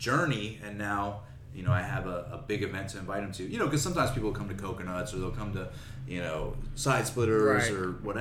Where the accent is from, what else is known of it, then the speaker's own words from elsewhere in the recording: Tampa, Florida, United States; moved away as an adult; also born or lived in Austin, Texas; I grew up in Tampa